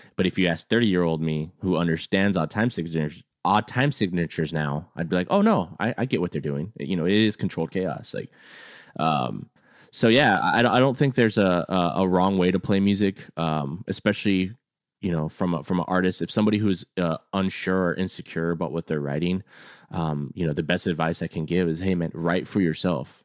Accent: San Antonio, Texas, United States; also born or lived in California; I'm a Texas boy, but I lived in California for, for two years, came back, and he was the first kid that I met, uh, coming back. So he was my first friend back to, to San Antonio

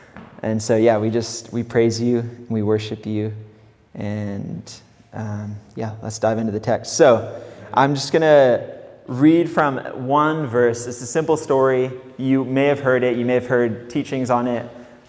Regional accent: Mexico; accent: California; moved away as an adult; also born or lived in England; I'm originally from England. I kind of have a California accent. I don't know why. I moved to Mexico when I was 8 years old. I grew up there most of my childhood, up until I was about 19. I moved back to England

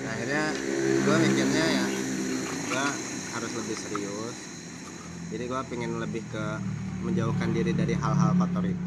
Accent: Bogor, West Java, Indonesia; Saya dari Bogor.

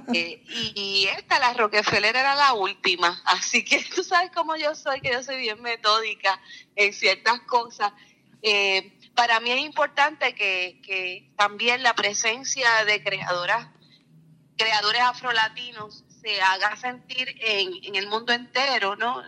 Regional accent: Puerto Rico; nuestra memoria histórica como puertorriqueños, como mujeres, como eh, afrodescendientes.

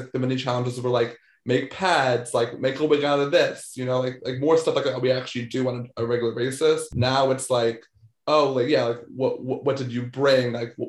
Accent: Maryland, United States; also born or lived in Baltimore; I grew up in Maryland, but I was in Jersey all the time. My grandma lived in Lakehurst.

